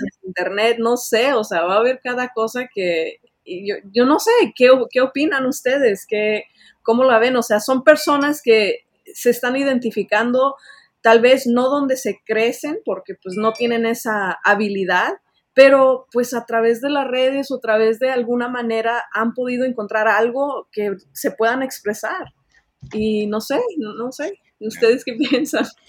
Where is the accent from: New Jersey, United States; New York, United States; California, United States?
California, United States; Los Angeles; also born or lived in Mexico; yo nací en México, pero pues eh, pasé toda mi vida aquí en Estados Unidos, en Los Ángeles